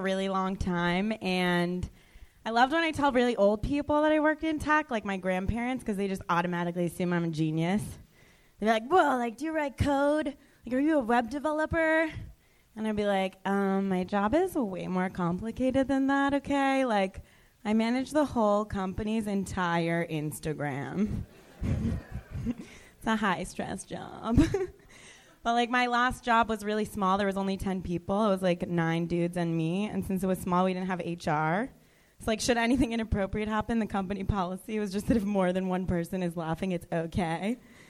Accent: Florida, United States; now in Los Angeles, United States

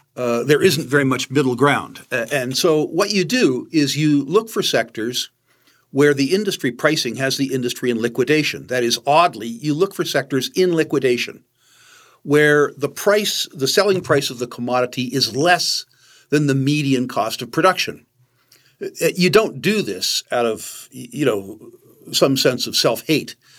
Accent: United States; As an American

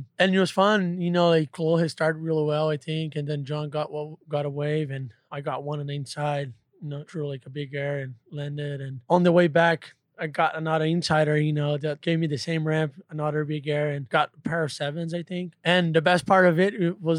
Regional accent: Brazil

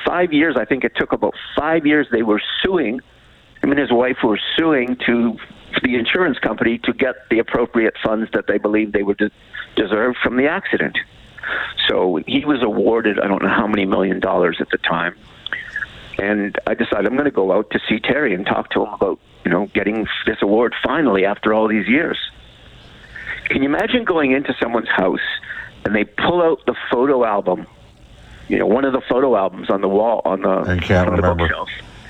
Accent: Calgary, Alberta, Canada; I grew up in the business. I grew up working in Alberta and working in Calgary.

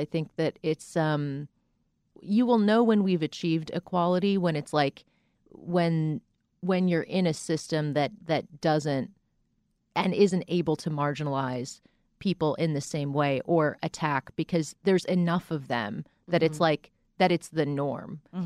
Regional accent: Boca Raton, Florida, United States; I grew up in Boca Raton, Florida.

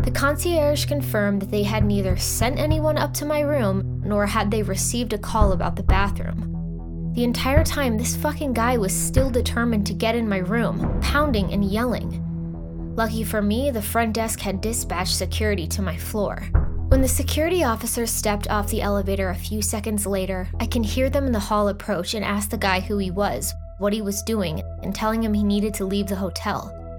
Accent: Texas, United States; moved away as an adult; now in New York, United States; I was born and raised in Texas, but I'd moved to New York when I was 21. So when I found out at the beginning of a week-long trip that I'd have a couple of overnights in Austin, I was super excited to go to my home state for a few days.

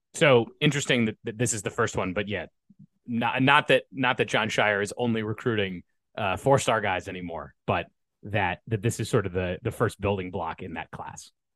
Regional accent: Montgomery County, Maryland, United States; also born or lived in Durham, North Carolina; growing up in Montgomery County

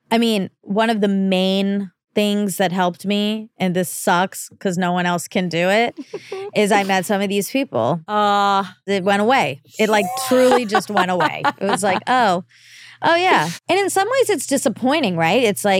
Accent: Iowa, United States; I'm from Iowa and there isn't a lot of national entertainment here, so it is so foreign to me.

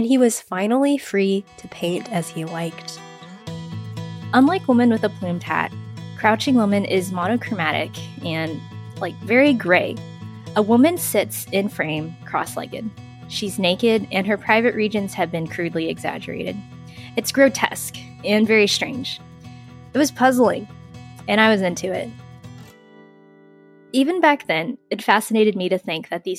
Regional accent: San Antonio, Texas, United States; I'm from San Antonio, Texas, which is home to the McNay Art Museum

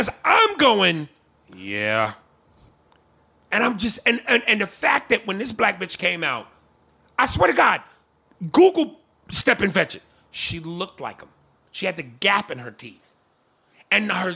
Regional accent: New York, United States; I'm from New York, I'm a nigga, I'm a black dude

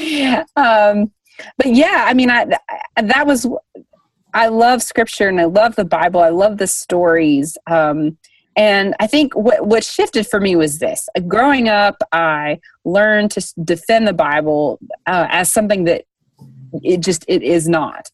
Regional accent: Dayton, Tennessee, United States; Bryan College in Dayton, Tennessee, which is my hometown

